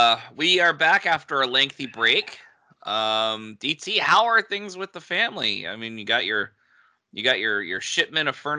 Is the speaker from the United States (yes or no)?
yes; New England, United States; also born or lived in Colorado; I was younger than your daughter when we moved from Colorado to New England, back, quote unquote, back to New England, because I was born there